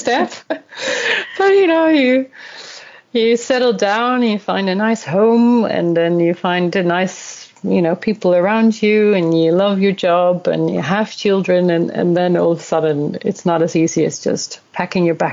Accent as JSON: {"language": "English", "country": "Netherlands", "tie": "born or raised there", "also_born_or_lived": "South Korea / Australia / Sweden", "moved": "as an adult", "lives_now": "Stockholm, Sweden", "said": "I'm originally from the Netherlands. This is where I was born and raised and educated."}